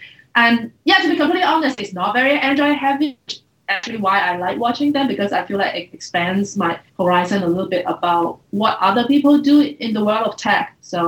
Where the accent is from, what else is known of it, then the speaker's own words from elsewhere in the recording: Hong Kong; Though I grew up in Hong Kong, so folks...